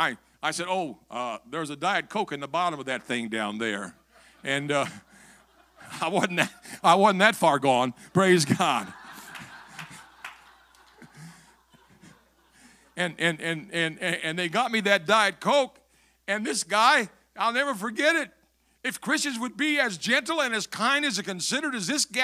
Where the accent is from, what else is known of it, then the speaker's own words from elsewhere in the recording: Metropolis, Illinois, United States; moved away; I was born in Metropolis